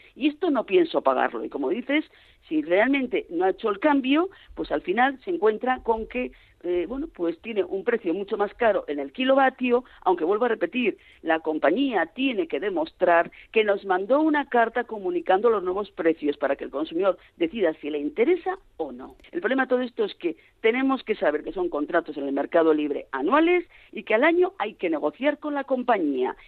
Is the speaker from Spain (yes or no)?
yes; Pamplona, Navarre, Spain; como buena navarra que soy y buena de Pamplona